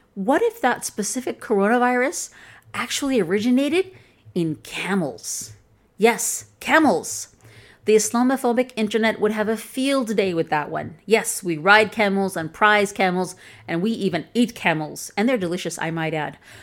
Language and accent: English; Chicago, Illinois, United States; accent: Chicagoan, Midwestern; first language English; My accent is from Chicago.